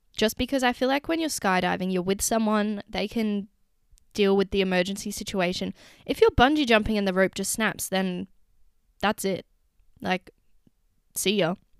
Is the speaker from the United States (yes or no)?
no; Secret Harbour, Western Australia, Australia; moved away as an adult; my hometown beach. Not at, you wouldn't catch me at Secret Harbour Beach